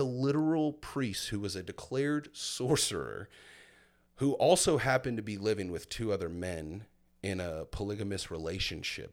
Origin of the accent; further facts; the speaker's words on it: Milton, Florida, United States; also born or lived in Fort Myers, Florida; at the age of seven, I moved to a little place called Milton, Florida